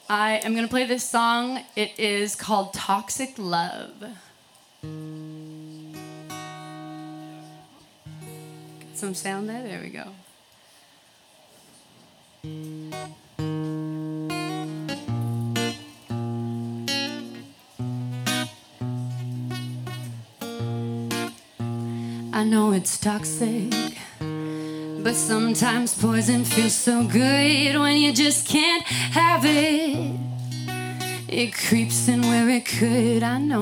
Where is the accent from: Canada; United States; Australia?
Canada; Calgary, Alberta; I am actually from Canada, Calgary, Alberta